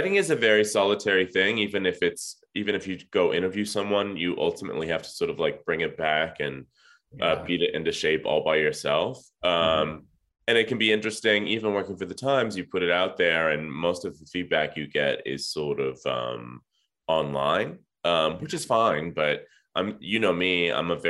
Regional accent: Southern California, United States; I grew up here in Southern California

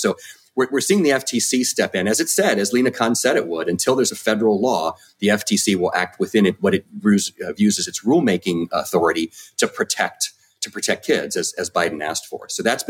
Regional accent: Maryland, United States; I was born and raised in Maryland

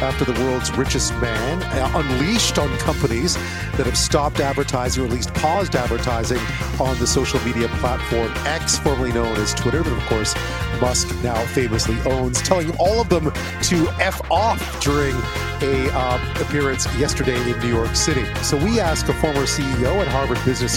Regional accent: Montreal, Quebec, Canada; I grew up in Montreal

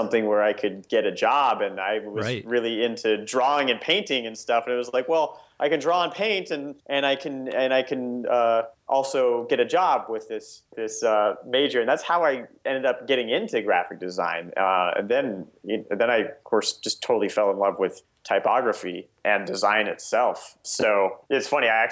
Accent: Nebraska, United States; my entire childhood, I grew up in Nebraska.

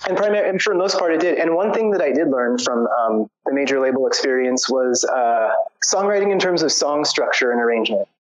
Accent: San Diego, California, United States; moved away as an adult; also born or lived in Portland, Oregon; now in Serbia; I was born and raised in San Diego, and I moved to Portland, Oregon, when I was like around thirty or so

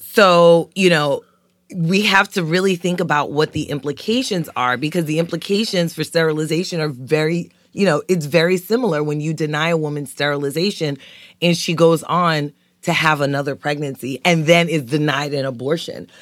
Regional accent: New York City, New York, United States; moved away; growing up in East New York, Brooklyn

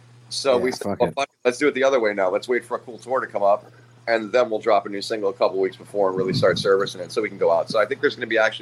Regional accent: New York, United States; moved away as an adult; now in Tampa, United States; We just moved down here. January was a year. We've been down here, so we're from New York originally.

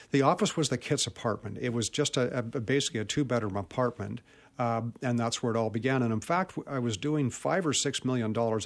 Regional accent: Vancouver, British Columbia, Canada; born or raised there

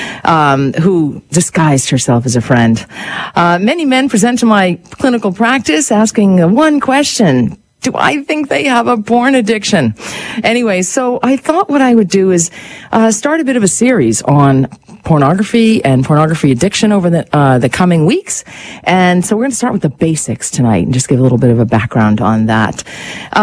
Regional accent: United States; also born or lived in Canada; I'm American. I have dual citizenship, Canadian and American

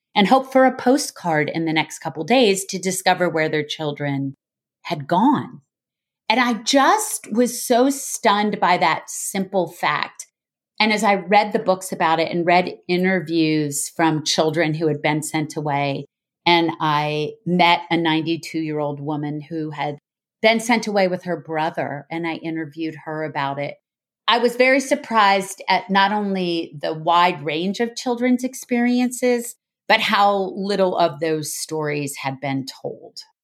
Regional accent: United States; as an American

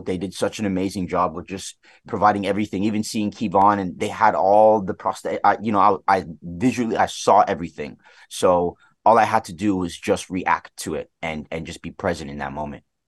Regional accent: Toronto, Ontario, Canada; Scarborough, which is where I was, I was born and raised here in Toronto

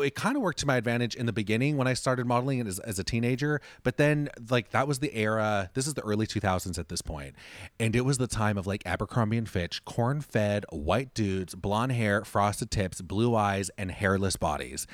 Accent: Orange County, California, United States; I grew up in Orange County, which just direction-wise, for anyone listening, Orange County is outside of Los Angeles

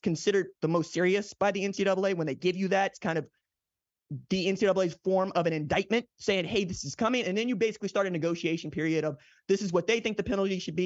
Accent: Oklahoma, United States; I'm from Oklahoma, okay? In Oklahoma, we put it like this

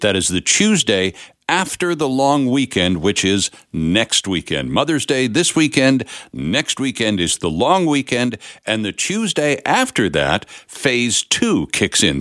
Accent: Canada; us being Canadian

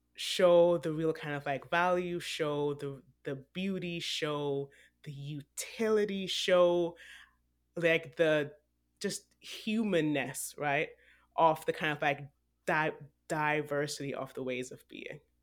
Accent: Jamaica; also born or lived in Texas / Vancouver; now in New York City, United States; I was born in Jamaica. I was older when I left than Akua. I lived in Texas for seven years

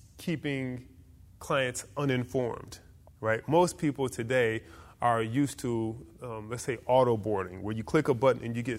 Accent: Detroit, Michigan, United States; moved away; also born or lived in Newark, New Jersey / Orlando, Florida; I grew up in Detroit, Michigan.

